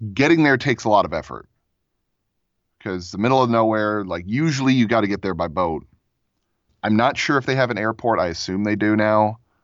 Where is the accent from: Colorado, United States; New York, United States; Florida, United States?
Florida, United States; now in Lakewood, United States; I grew up in Florida, um, on a sailboat. I lived there for about twelve years